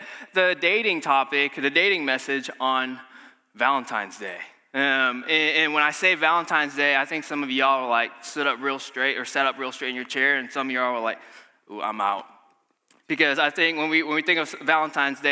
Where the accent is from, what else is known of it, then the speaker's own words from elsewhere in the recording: Malaysia; moved away; I'm from Malaysia